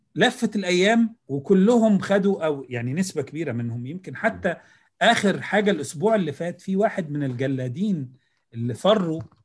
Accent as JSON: {"language": "Arabic", "country": "Egypt", "said": "عندنا في مصر"}